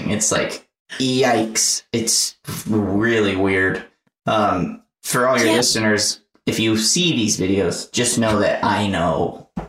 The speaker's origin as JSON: {"language": "English", "region": "the South", "country": "United States", "accent": "Southern", "said": "Every time I do it, my Southern accent, I'll go like, \"Hey y'all, what's everybody doing?\""}